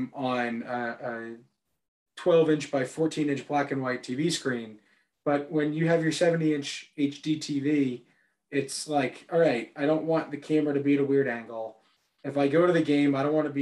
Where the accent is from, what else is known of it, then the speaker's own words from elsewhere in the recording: New York, United States; as a New Yorker